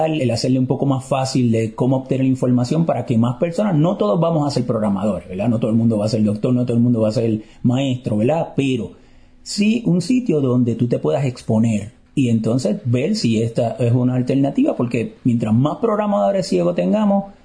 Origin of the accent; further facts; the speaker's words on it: Puerto Rico; Eh, de Puerto Rico.